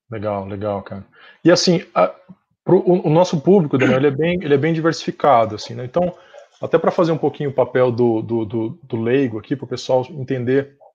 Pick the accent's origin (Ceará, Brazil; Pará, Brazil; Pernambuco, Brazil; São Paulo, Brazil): São Paulo, Brazil; eu sou de São Paulo mesmo, né?